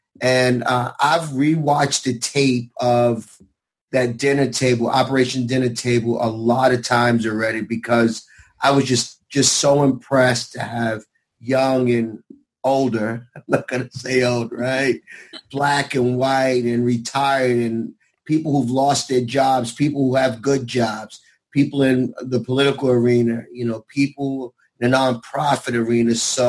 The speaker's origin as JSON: {"language": "English", "town": "New York City", "region": "New York", "country": "United States", "said": "I'm from Brooklyn"}